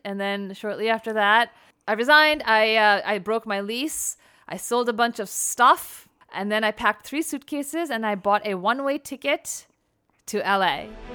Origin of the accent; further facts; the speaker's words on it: New Jersey, United States; moved away as an adult; also born or lived in New York City, United States; now in Los Angeles, United States; having been born and raised in New Jersey, then after college, New York